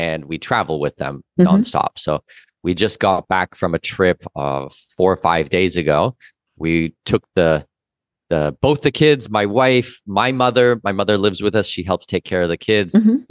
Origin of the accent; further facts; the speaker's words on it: Canada; As I said, I'm Canadian citizen, Danish mm-hmm. heritage.